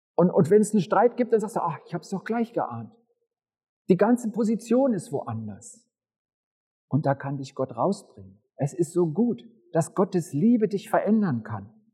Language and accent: German; Upper Bavaria, Germany; Die meiste Zeit meines Lebens bin ich in Oberbayern zur Schule gegangen.